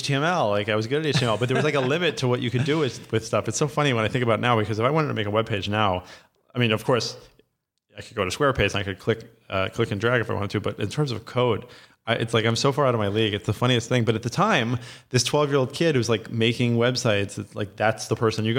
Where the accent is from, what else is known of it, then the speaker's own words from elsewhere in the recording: New York City, New York, United States; So I grew up in Lower Manhattan my whole life in Soho, and my father was an art dealer.